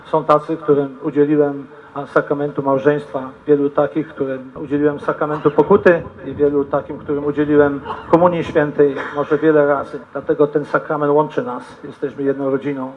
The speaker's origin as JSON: {"language": "Polish", "town": "Ropczyce", "region": "Subcarpathian Voivodeship", "country": "Poland", "tie": "born or raised there", "moved": "as an adult", "lives_now": "La Grange, United States", "said": "to są moje rodzinne strony, stamtąd pochodzę"}